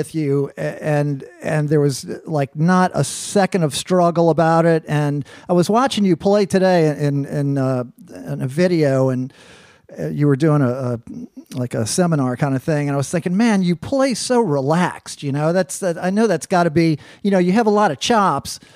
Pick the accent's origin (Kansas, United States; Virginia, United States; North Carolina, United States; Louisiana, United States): Louisiana, United States; New Orleans; I actually grew up for a bunch of years, my school years in Algiers as well.